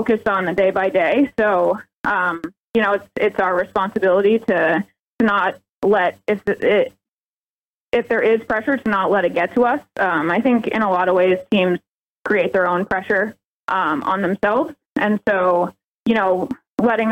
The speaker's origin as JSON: {"language": "English", "region": "Northeast", "country": "United States", "also_born_or_lived": "Southern California", "said": "I'm also from the Northeast. My whole family is here"}